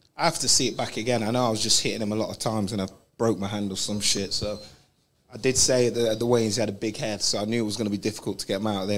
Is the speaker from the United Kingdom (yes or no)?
yes; London, United Kingdom; we're both from London or England.